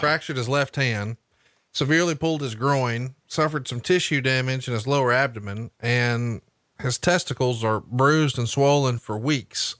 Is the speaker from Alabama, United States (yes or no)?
yes; Huntsville, Alabama, United States; here in my hometown of Huntsville, Alabama